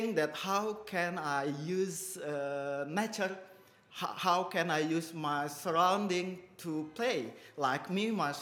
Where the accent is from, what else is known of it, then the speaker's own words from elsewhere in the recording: Indonesia; I'm originally from Indonesia. I grew up in Indonesia